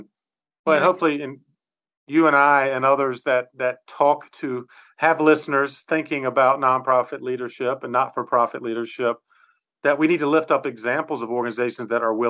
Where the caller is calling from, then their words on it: Charlotte, North Carolina, United States; I'm on the East Coast of the US in the state of North Carolina in the city of Charlotte.